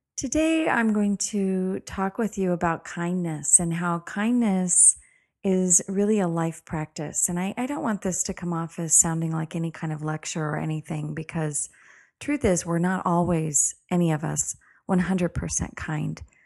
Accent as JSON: {"language": "English", "country": "United States", "said": "being an American"}